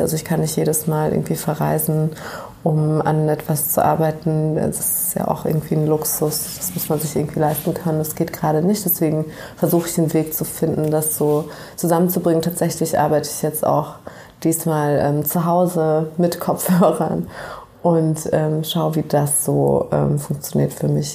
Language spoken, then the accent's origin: German; Germany; eine Person, die hier als Migrantenkind aufgewachsen ist in Deutschland